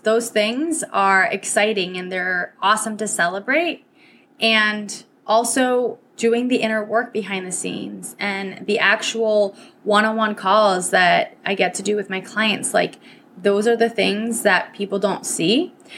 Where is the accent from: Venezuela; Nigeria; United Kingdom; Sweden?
Venezuela; first language Spanish; English is a second language; also born or lived in New Hampshire, United States; Spanish is my first language. So my parents sent me from Venezuela all the way up to New Hampshire